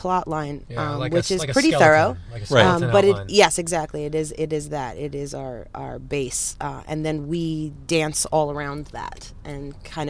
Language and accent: English; New York, United States; now in Chicago, United States; That's right. I'm from New York.